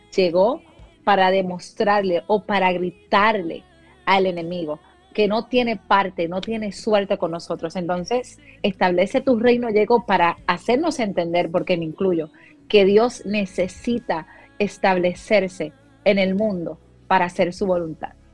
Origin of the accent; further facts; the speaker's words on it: Puerto Rico; moved away as an adult; now in Dallas, United States; salí de Puerto Rico luego del huracán María